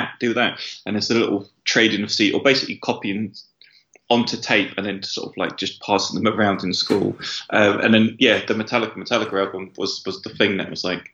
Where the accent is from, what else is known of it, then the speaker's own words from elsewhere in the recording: London, United Kingdom; also born or lived in Islington / Enfield; we moved from Islington to Enfield at that time, so from more inner London to more outer London